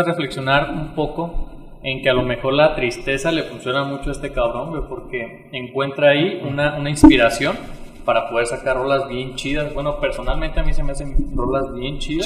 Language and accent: Spanish; Uruapan, Michoacán, Mexico; also born or lived in Morelia; nací aquí en Uruapan, estudié en Morelia